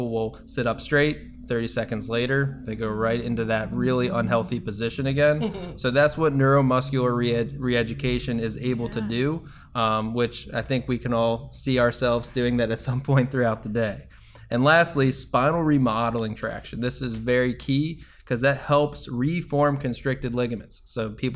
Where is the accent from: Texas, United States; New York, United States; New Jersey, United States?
New Jersey, United States; now in Tampa, United States; I am from New Jersey.